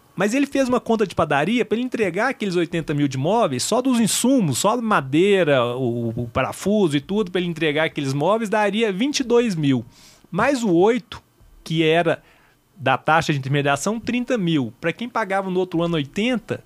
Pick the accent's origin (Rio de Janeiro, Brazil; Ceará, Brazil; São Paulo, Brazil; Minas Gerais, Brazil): Minas Gerais, Brazil; Belo Horizonte; moved away; eu sou de Belo Horizonte